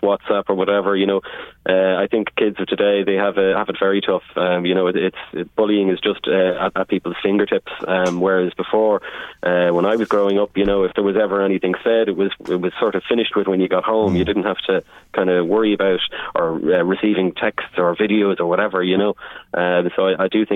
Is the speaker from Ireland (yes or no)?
yes; Navan, Leinster, Ireland; I grew up in Navan.